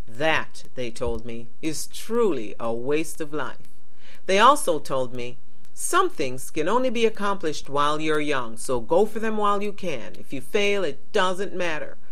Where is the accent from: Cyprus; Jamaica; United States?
Jamaica; Kingston; I was born in Kingston, Jamaica, before the West Indies won independence from Britain. I went to Catholic school, starting in kindergarten, where I attended St. Anne's Primary School